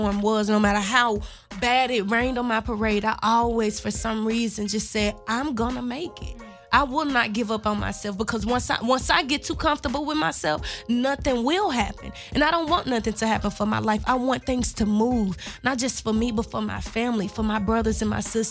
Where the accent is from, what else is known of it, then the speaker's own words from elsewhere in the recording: Memphis, Tennessee, United States; moved away as an adult; My whole family is from Orange Mound, Tennessee. But I grew up in North Memphis.